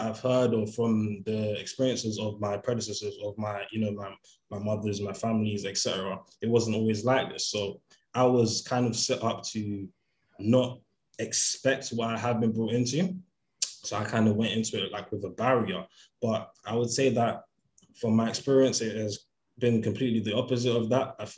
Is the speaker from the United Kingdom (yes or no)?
yes; London, United Kingdom; Growing up in London